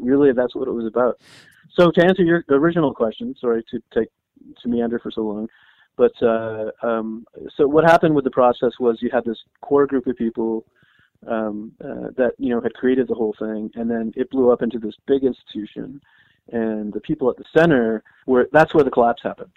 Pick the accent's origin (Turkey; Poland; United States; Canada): Canada; I'm Canadian